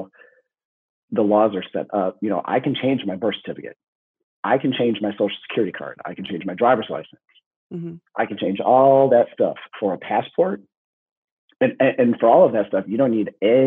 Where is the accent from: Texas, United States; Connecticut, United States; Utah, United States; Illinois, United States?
Illinois, United States; Chicago; also born or lived in Highland Park, Illinois; now in Florida, United States; I live in Florida, I was born in Highland Park. So, you know, born and raised in Chicago